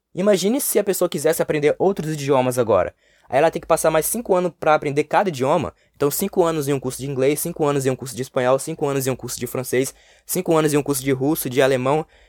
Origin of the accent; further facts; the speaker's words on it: Brazil; first language Portuguese; anos vivendo aqui no Brasil